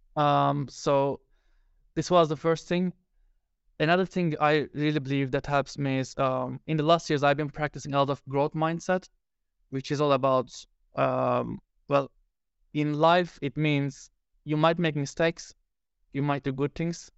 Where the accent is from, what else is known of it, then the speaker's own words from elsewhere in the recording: Turkey; now in Finland; I live in Finland. I'm original from Turkey